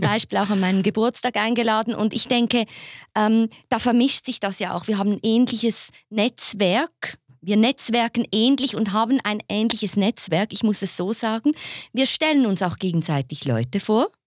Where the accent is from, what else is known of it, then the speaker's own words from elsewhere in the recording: Basel, Basel-Stadt, Switzerland; ich bin ja keine Zürcherin. Ne? Ich komme ja aus Basel.